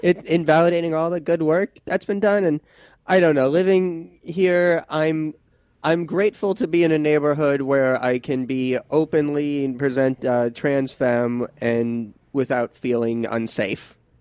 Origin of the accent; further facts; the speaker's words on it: suburb of New York City, United States; I'm from a suburb about, like, fifty minutes away from the city proper